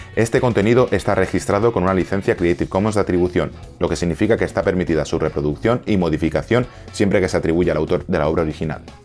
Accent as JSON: {"language": "Spanish", "country": "Spain", "said": "como muchos españoles nos hemos y seguimos sintiendo"}